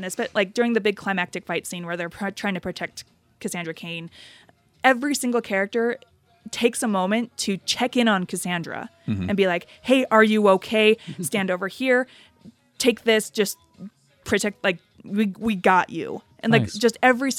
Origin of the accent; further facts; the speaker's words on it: United States; as an American